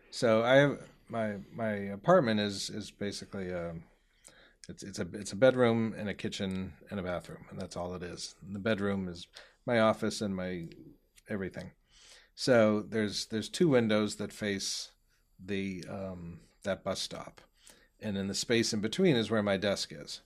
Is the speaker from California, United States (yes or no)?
no; Newton, Massachusetts, United States; also born or lived in Melrose; now in Malden, United States; I grew up in Newton, so I'm a Newton boy